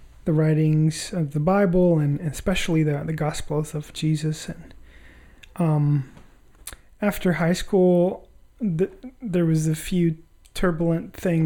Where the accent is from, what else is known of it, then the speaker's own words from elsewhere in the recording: Tegucigalpa, Francisco Morazán, Honduras; I was originally born and raised in Honduras, Tegucigalpa.